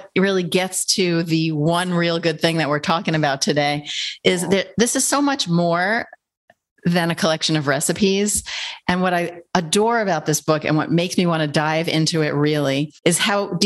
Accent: New York, United States; I'm a New Yorker, so I say guys for everyone

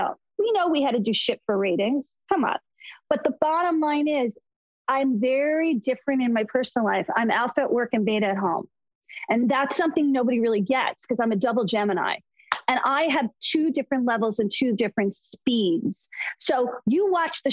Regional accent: Short Hills, New Jersey, United States; also born or lived in California / Florida; now in Los Angeles, United States; I grew up in Short Hills, New Jersey, which is like Beverly Hills of the East Coast.

